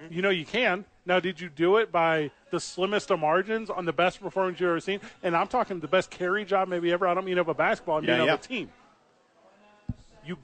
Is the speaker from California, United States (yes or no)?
no; St. Louis, Missouri, United States; I grew up in St. Louis, Missouri.